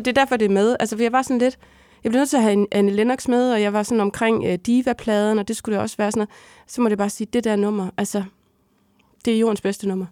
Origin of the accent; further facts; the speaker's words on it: Hadsund, North Denmark Region, Denmark; moved away; hjemme i Hadsund